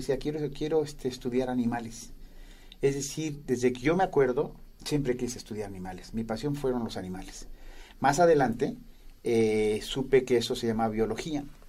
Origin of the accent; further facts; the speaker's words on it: Toluca, State of Mexico, Mexico; yo crecí en Toluca, cerca de la ciudad donde había una laguna